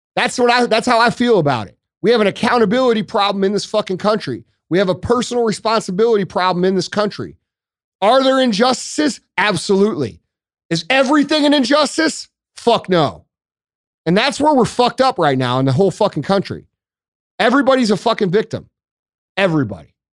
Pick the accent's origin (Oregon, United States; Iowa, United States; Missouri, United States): Missouri, United States; St. Louis; I am from Saint Louis